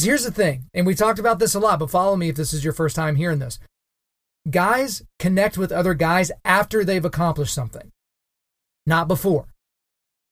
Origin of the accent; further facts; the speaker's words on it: Oklahoma, United States; my home state of Oklahoma